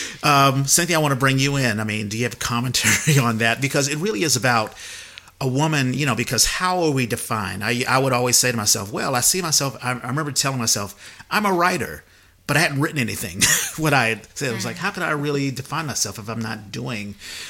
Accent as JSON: {"language": "English", "town": "Washington", "region": "District of Columbia", "country": "United States", "tie": "born or raised there", "said": "We grew up in Washington, D.C."}